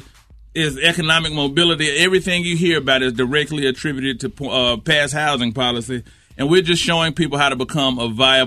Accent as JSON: {"language": "English", "town": "Charlotte", "region": "North Carolina", "country": "United States", "tie": "born or raised there", "said": "I'm from Wilmo. Mm-hmm. Southwest Charlotte. Right there. West Boulevard"}